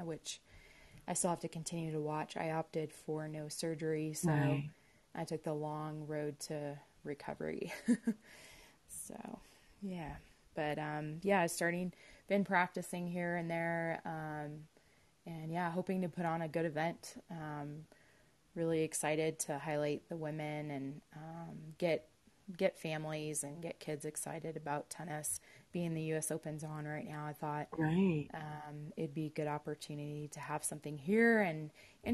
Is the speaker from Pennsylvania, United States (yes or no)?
no; San Diego, California, United States; moved away as an adult; now in Colorado Springs, United States; I grew up in San Diego, so actually a SoCal girl, and we didn't move to Colorado till 2004